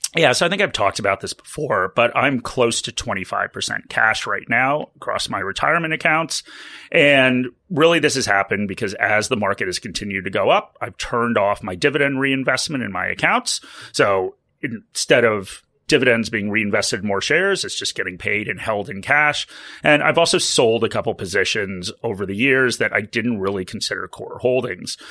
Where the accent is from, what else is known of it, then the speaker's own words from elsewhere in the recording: United States; accent: American; now in Australia; as you can probably tell from my accent, I am a dual citizen, so I have retirement accounts in the U S